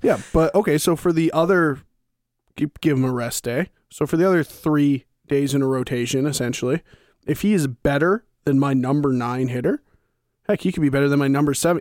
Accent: Victoria, British Columbia, Canada; I'm from Victoria, so I'm from Vancouver Island

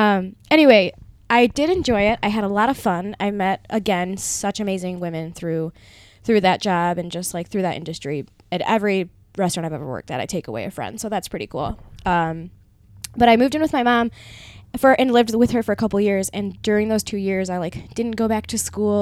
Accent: Clarkston, Michigan, United States; also born or lived in Mount Pleasant, Michigan; now in Ferndale, United States; Moved in with my mom in my hometown of Clarkston

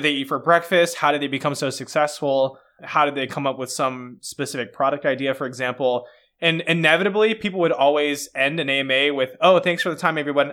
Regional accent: Atlanta, Georgia, United States; I'm from Atlanta

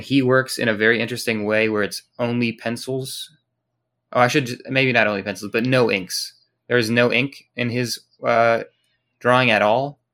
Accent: United States; As an American

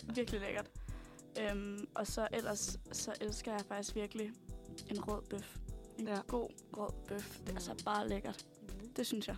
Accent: Vejle, Southern Denmark, Denmark; moved away as an adult; now in Copenhagen, Denmark; Og jeg er også oprindelig fra Vejle.

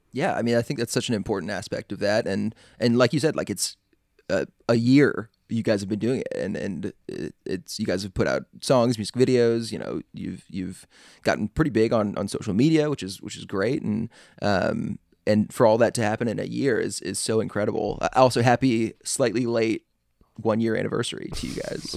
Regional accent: Atlanta, Georgia, United States; also born or lived in Chicago; I'm from Atlanta, I was born in Chicago

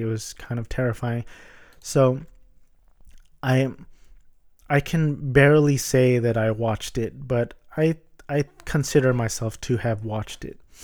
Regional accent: Orange County, California, United States; I'm a Filipino American and I was born in the States. Um, I went to Catholic private elementary and Catholic private high school in Orange County

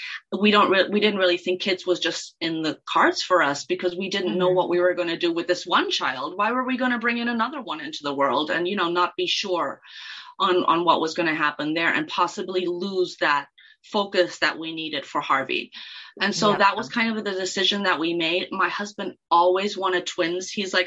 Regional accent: Kenya; And then when I was little, I spoke Swahili as well, because I grew up in Kenya.

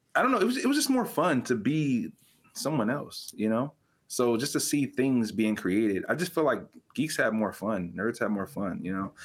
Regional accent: California, United States; moved away; I was born and raised in California. I don't currently live in California

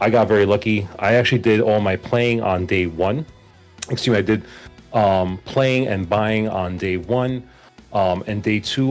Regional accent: New York City, New York, United States; also born or lived in Queens, New York; I am from New York. Actually Manhattan, born and raised, but I live in Queens.

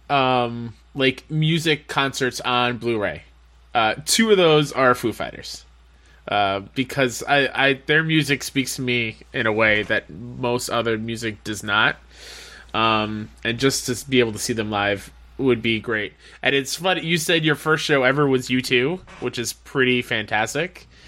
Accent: Canada; Like, oh, I, am I'm, I'm Canadian.

